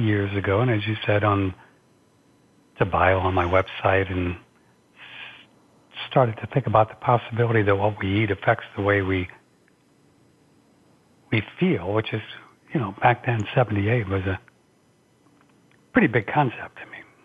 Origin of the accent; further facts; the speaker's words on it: St. Louis, Missouri, United States; I just started working at little radio stations around my hometown in St. Louis